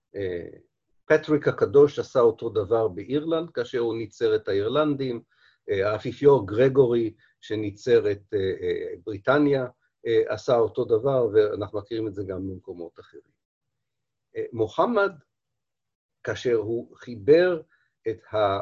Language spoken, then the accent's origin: Hebrew; Israel